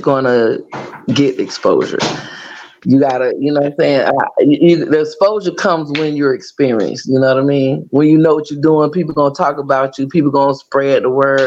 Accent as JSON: {"language": "English", "town": "Pompano Beach", "region": "Florida", "country": "United States", "tie": "born or raised there", "moved": "as an adult", "lives_now": "Georgia, United States", "said": "I am a native of Pompano Beach, Florida. I'm from the bottom, y'all. I am born and raised in Broward County"}